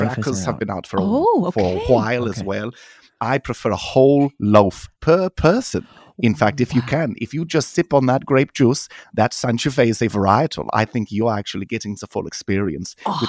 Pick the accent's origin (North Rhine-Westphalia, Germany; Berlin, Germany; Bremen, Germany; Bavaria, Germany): North Rhine-Westphalia, Germany; also born or lived in Denmark; I was part-time in Germany, outside of Dortmund, and then I was part-time with my mother's family in Denmark.